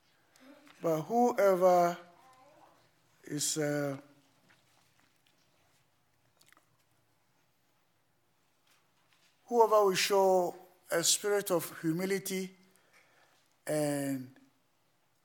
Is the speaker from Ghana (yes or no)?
yes; Ghana; moved away